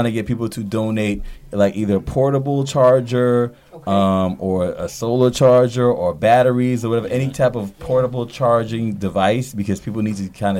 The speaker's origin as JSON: {"language": "English", "country": "U.S. Virgin Islands", "moved": "yes", "said": "I'm from the Virgin Islands."}